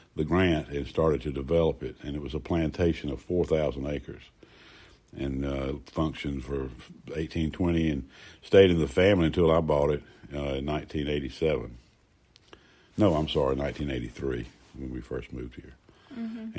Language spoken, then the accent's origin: English; Greenville, United States; I was born in Greenwood Memorial Hospital downtown Greenville